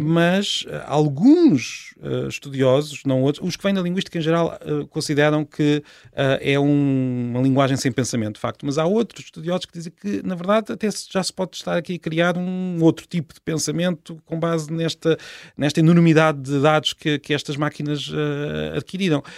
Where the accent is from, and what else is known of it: Portugal